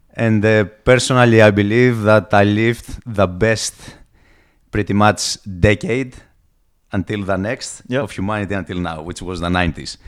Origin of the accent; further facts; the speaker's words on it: Greece; accent: Greek; English is a second language; moved away; I come from Greece. A lot of people are gonna get it straight away from the heavy accent, and uh, pretty much, I'm just a Greek guy